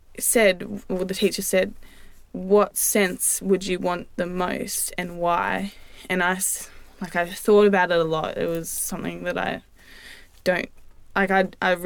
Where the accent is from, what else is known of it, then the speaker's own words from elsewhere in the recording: Esperance, Western Australia, Australia; moved away as an adult; now in Perth, Australia; when I was seven, I moved over